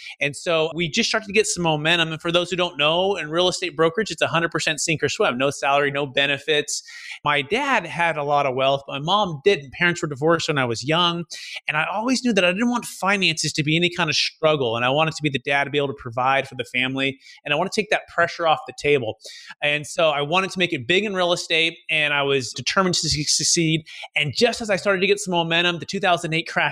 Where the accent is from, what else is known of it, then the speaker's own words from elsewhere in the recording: Fremont, California, United States; originally growing up in the Bay Area, Mission, San Jose, Fremont, kind of Silicon Valley